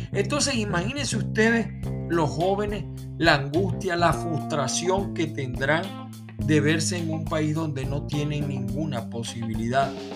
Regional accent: Venezuela; moved away as an adult; now in United States; soy de Venezuela

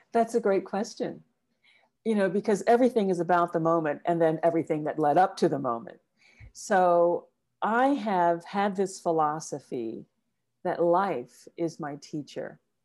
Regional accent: South Carolina, United States; I was born and raised in the U S, specifically in a small town in South Carolina.

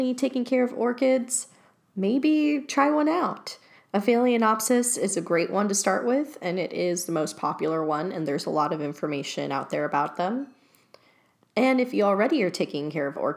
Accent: Los Angeles, California, United States; Growing up in Chatsworth, I remember going to Chatsworth Park with friends

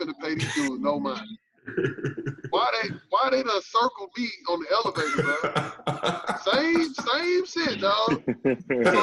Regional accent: Riverdale, Georgia, United States; I'm from the South Side, like, all I know, hey, look, all I know is North Clayton, Riverdale.

